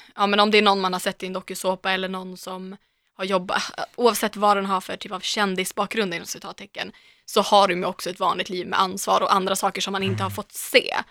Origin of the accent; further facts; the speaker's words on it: Umeå, Västerbotten County, Sweden; now in Stockholm, Sweden; jag kommer från Umeå, det är ju en studentstad